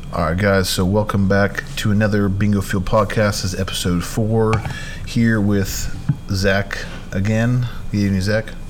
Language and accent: English; Arizona, United States; in Arizona, obviously that's where I grew up at.